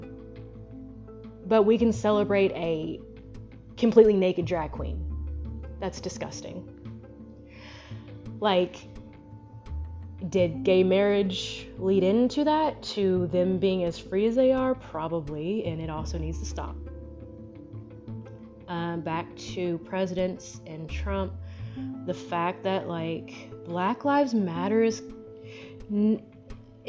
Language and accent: English; United States; I was born here. And as an American